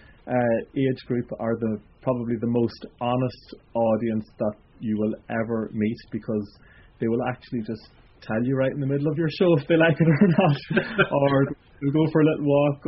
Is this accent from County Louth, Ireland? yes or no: no; County Monaghan, Ireland; I'm from Monaghan myself